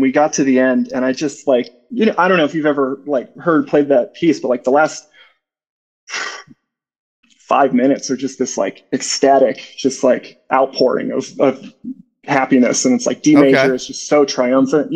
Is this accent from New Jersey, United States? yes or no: no; Chagrin Falls, Ohio, United States; moved away; also born or lived in Denton / Little Rock; originally, I'm from a little town on the east side of Cleveland called Chagrin Falls